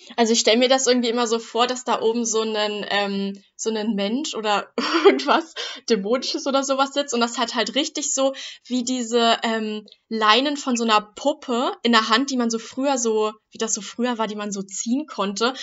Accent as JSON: {"language": "German", "country": "Germany", "said": "ich bin ja auch Deutsche"}